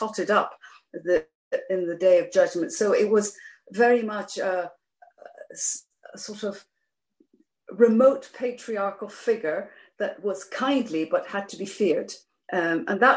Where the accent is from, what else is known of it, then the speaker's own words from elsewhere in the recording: Geneva, Switzerland; moved away; also born or lived in Iran / Nottingham, England; my sister and I were educated at the international school in Geneva, so that's where we learned English. So I grew up speaking Persian at home, French in the street, and English at school.